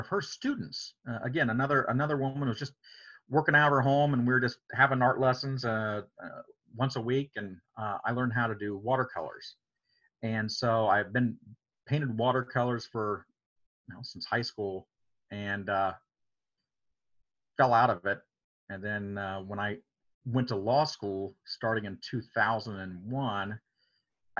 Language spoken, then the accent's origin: English; Coshocton, Ohio, United States; I grew up in Coshocton County and this big metropolis of Coshocton.